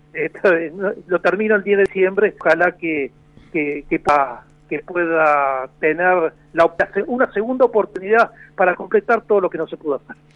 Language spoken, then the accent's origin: Spanish; La Plata, Buenos Aires Province, Argentina; moved away as an adult; now in Salliqueló, Argentina; yo soy nacido en La Plata, porque mis padres, los dos saliquelenses, que por un problema de trabajo eh, se mudaron a La Plata y yo no soy nacido a La Plata y criado en La Plata